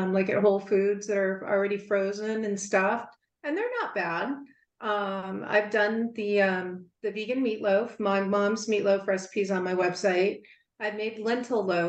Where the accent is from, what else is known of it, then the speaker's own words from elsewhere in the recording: the South, United States; I'm from the South, so we make a cornbread dressing every year